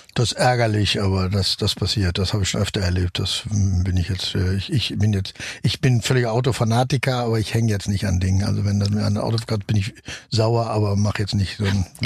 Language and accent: German; Germany; ich natürlich als Deutscher